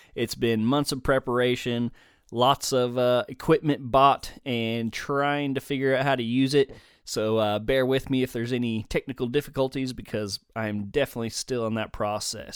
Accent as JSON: {"language": "English", "town": "Denton", "region": "Texas", "country": "United States", "tie": "born or raised there", "also_born_or_lived": "southeastern Oklahoma", "moved": "as an adult", "lives_now": "Oklahoma, United States", "said": "I originally was born and raised in Denton, Texas, just north of the Dallas Fort Worth area"}